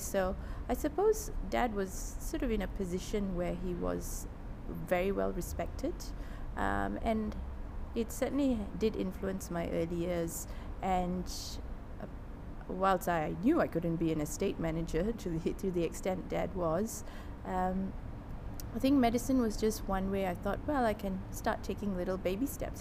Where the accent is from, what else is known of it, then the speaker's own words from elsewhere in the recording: Malaysia; moved away; also born or lived in London / Singapore / Melbourne / Sydney; I grew up in Malaysia. Um, my dad was uh, a planter. So we grew up in rural areas around Malaysia